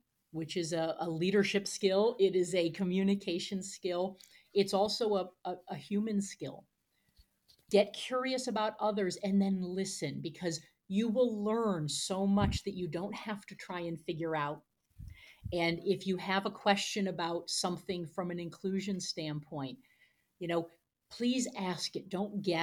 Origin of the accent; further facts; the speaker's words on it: United States; as an American from the US